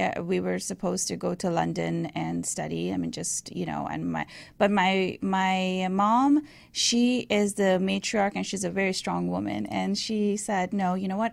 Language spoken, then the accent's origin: English; Iran; moved away; I was raised in Iran